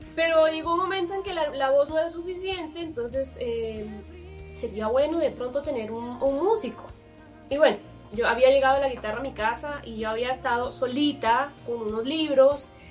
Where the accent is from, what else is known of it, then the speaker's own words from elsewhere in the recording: Chile; moved away as an adult; now in Colombia; soy chilena, pero vivo ya en Colombia hace 13 años